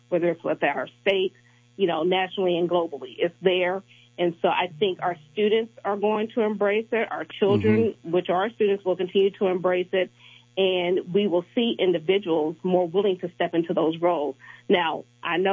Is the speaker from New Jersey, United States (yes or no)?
no; Kansas City, Missouri, United States; I was born and raised in Kansas City, Missouri